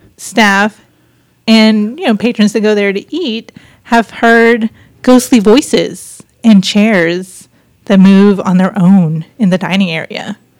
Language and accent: English; Wise County, Texas, United States; growing up in Wise County